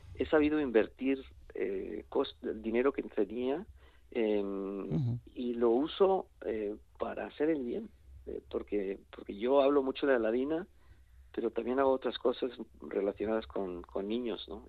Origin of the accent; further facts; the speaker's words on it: Mexico; yo, incluso nací en México